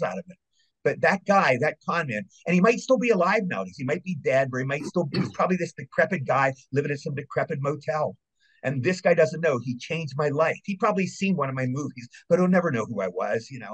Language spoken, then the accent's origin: English; Cumberland, Maryland, United States; I grew up in Cumberland, Maryland